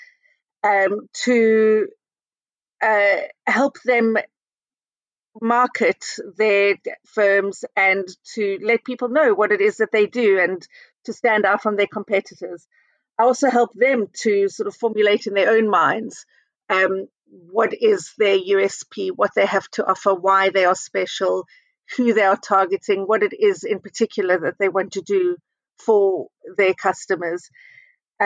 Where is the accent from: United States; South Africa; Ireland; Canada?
South Africa; moved away as an adult; also born or lived in Israel; now in United Kingdom; we went back to South Africa when I was 10 and I grew up in South Africa